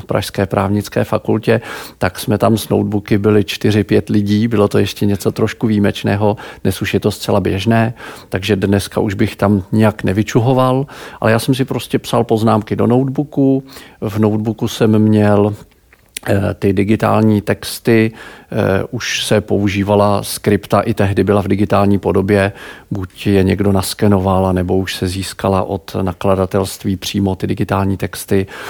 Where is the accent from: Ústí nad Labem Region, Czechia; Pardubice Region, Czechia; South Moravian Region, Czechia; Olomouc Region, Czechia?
Pardubice Region, Czechia; Pardubice; also born or lived in Prague; Já jsem z Pardubic